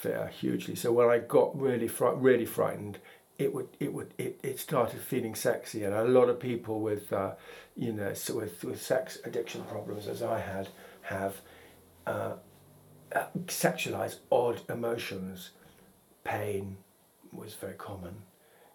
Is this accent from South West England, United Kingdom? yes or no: yes; Gloucestershire, South West England, United Kingdom; I was brought up in Gloucestershire